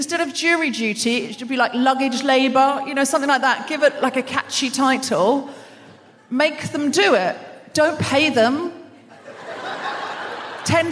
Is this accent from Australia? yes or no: yes; Australia; I was raised in Australia.